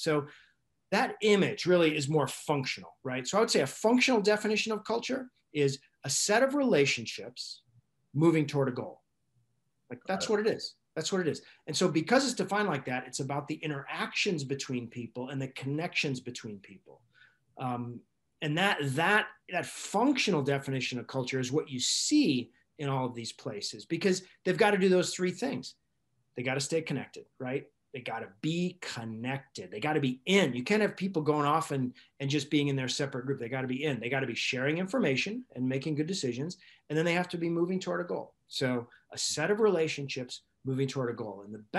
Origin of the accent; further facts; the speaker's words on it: Alaska, United States; I grew up in Alaska And I know what it's like to sort of either get along or not get along with people in where you have challenges, where you have to sort of get through a winter